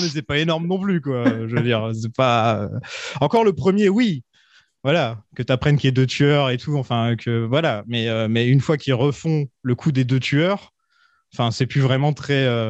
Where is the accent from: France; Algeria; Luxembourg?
France; Nord, Hauts-de-France; je suis du Nord